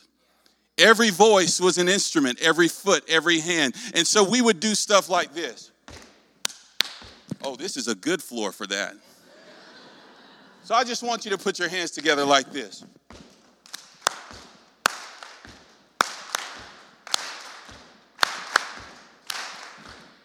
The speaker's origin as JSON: {"language": "English", "region": "North Carolina", "country": "United States", "tie": "born or raised there", "accent": "southern", "said": "I'm raised in the Deep South in North Carolina"}